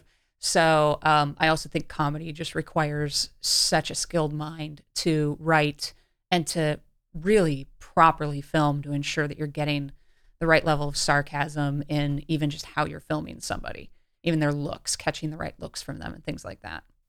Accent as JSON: {"language": "English", "town": "Cleveland", "region": "Ohio", "country": "United States", "tie": "born or raised there", "said": "I grew up in Cleveland, Ohio"}